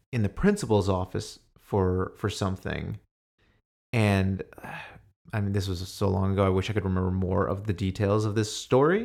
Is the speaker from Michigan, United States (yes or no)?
no; New York, United States; I grew up in New York